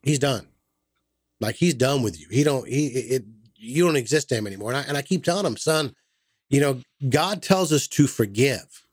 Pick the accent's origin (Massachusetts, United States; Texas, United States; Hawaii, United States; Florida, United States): Massachusetts, United States; now in Southern United States; I'm from Massachusetts